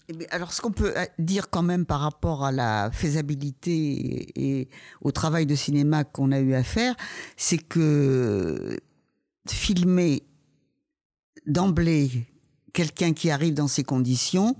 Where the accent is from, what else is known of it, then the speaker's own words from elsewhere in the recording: Paris, Île-de-France, France; quand on est parisienne